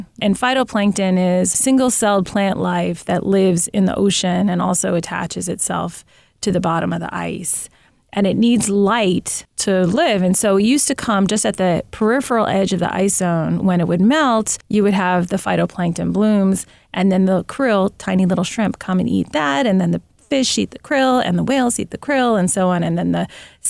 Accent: Manhattan, New York, United States; and I'm from Manhattan, so I have a feeling.

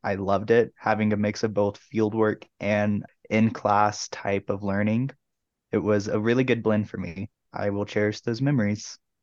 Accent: Tucson, Arizona, United States; also born or lived in Oklahoma; now in Durango, United States; I originally come from Oklahoma, but I grew up in Tucson, Arizona

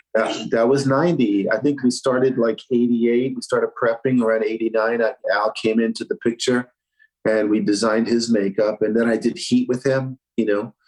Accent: New York, United States; we're from New York

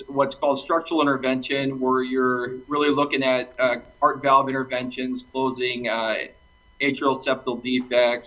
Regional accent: Minneapolis, Minnesota, United States; moved away as an adult; also born or lived in Grand Forks, North Dakota / Durham, North Carolina / Cleveland, Ohio; now in Sioux Falls, United States; I grew up in Minneapolis, Minnesota

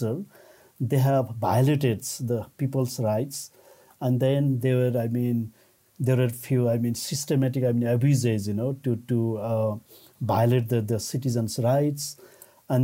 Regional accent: Nepal; I'm from Nepal

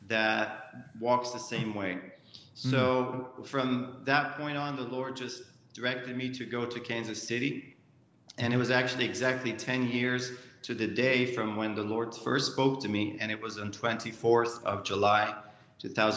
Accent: Egypt; I grew up in Egypt very quickly, a Christian home

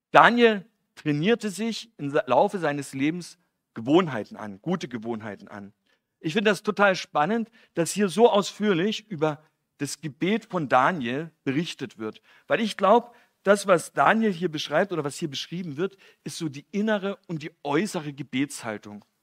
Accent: East Germany, Germany; Ich komme ja aus dem Osten

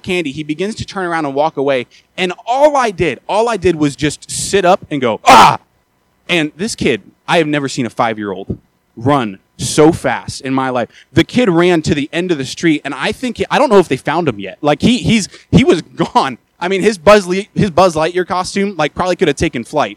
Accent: Maryland, United States; moved away; I'm from Maryland originally

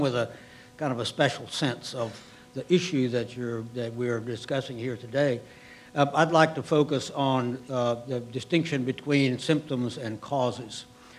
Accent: Del Rio, Texas, United States; also born or lived in Eagle Pass, Texas; I come as a Texan who was raised in Del Rio and Eagle Pass and son of a Border Patrolman

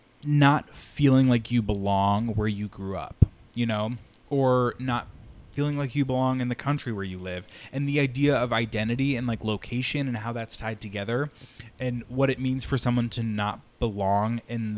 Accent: New York, United States; I'm from New York. Like, I live in New York. And it's not in that, like, I want to identify as a New Yorker because I think that's cooler kind of way. It's just like, I so identify with New York.

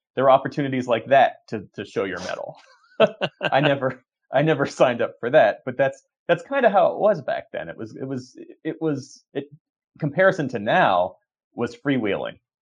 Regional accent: Voorhees, New Jersey, United States; I grew up outside of Philadelphia, uh, in Sou-, South Jersey, Voorhees, New Jersey.

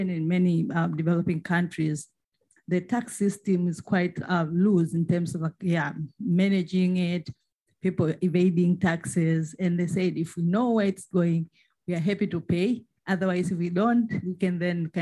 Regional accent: Tanzania; I am from Tanzania.

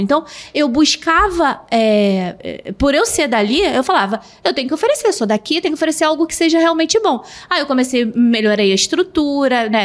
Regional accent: Rio de Janeiro, Brazil; Eu sou do Rio

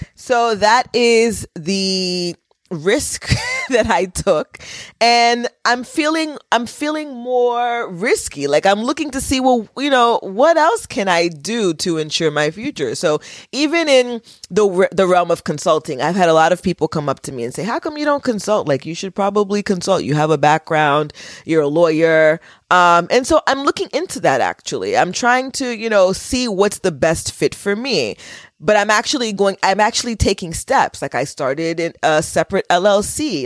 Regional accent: United States; I was born in America and went to, you know, public school

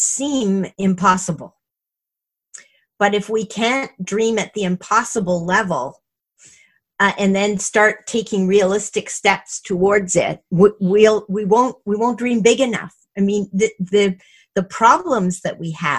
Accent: Montreal, Quebec, Canada; also born or lived in Toronto, Canada; now in Vancouver, Canada; when I was growing up in Montreal

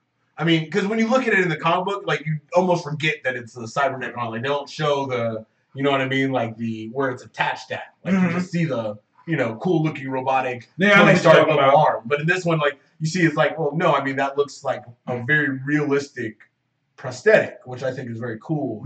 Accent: Harlem, New York, United States; no, I'm from Harlem.

